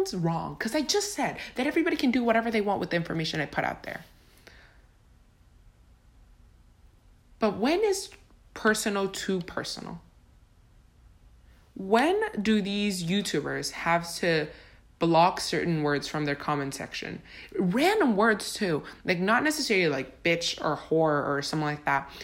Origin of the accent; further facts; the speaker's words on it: Honduras; now in Tampa, United States; I was born and raised in Honduras